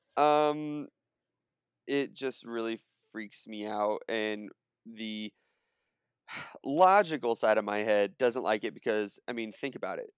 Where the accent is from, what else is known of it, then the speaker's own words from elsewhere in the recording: Southern California, United States; I grew up in Southern California